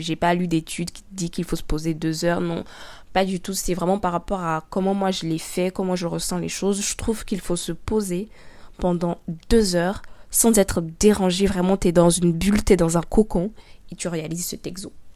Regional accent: Abidjan, Côte d’Ivoire; Je suis noire, africaine, ivoirienne. Je suis née à Abidjan, en Côte d'Ivoire

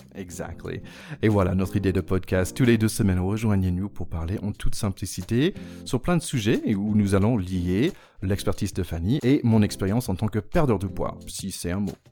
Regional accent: United States; accent: American; French is a second language; moved away; je suis américain comme vous pouvez entendre

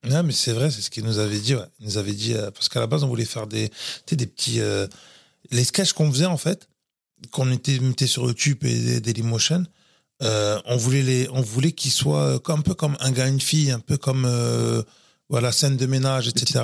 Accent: Floirac, Nouvelle-Aquitaine, France; also born or lived in Bordeaux; Je suis né à Bordeaux et, euh, j'ai grandi à Florac. Florac Bravement, qui est dans la banlieue bordelaise

